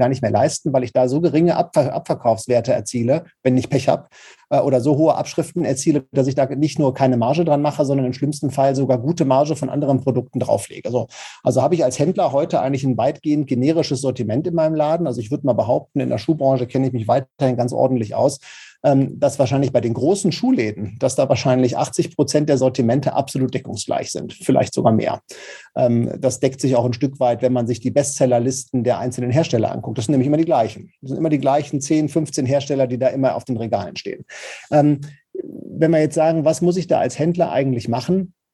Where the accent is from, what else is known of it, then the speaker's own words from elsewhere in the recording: Paderborn, North Rhine-Westphalia, Germany; Ich komme ja aus Paderborn das ist ja so ostwestfälische Provinz.